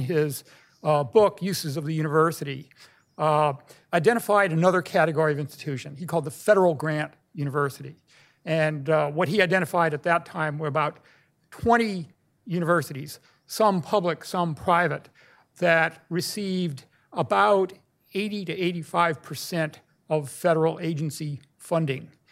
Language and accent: English; California, United States; moved away; my home state, California, where I went through third grade through high school